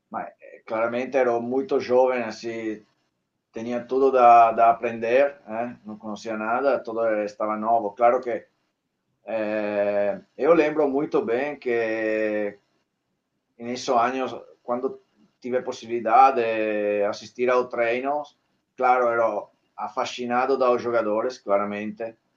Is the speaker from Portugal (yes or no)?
no; Treviso, Veneto, Italy; Portuguese is a second language; moved away; eu cresci em Treviso